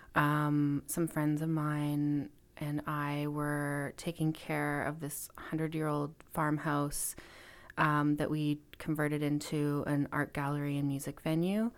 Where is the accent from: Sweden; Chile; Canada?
Canada; Kelowna, British Columbia; moved away as an adult; also born or lived in Vancouver / Montreal / Alberta; I grew up in Kelowna, B C, so in the interior of B C.